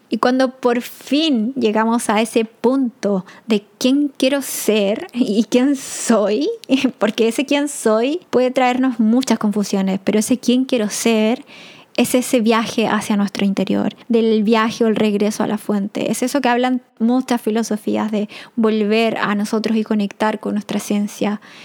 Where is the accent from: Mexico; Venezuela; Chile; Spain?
Chile; moved away as an adult; no porque no esté viviendo en Chile soy menos chilena